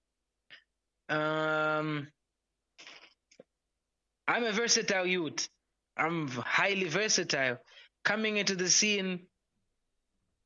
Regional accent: Zimbabwe

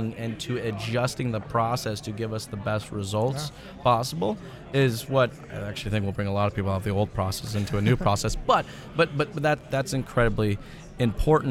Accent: United States; now in Canada; Okay, so I'm originally from the States.

